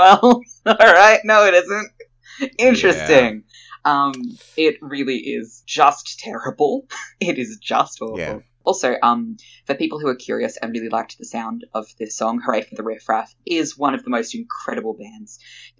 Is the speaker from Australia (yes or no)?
yes; Australia; being Australian